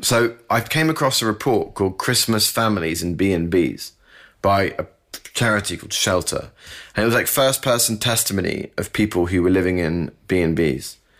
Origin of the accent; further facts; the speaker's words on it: United Kingdom; I'm British